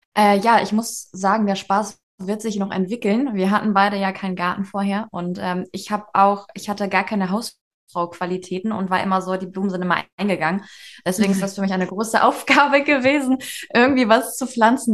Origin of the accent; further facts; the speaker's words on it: Schleswig-Holstein, Germany; moved away as an adult; now in Denmark; Wir kommen aus Schleswig-Holstein